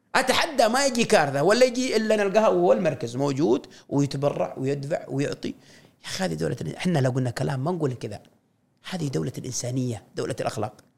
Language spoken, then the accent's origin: Arabic; Saudi Arabia; هويتنا كسعوديين، ثقافتنا، لبسنا، سلومنا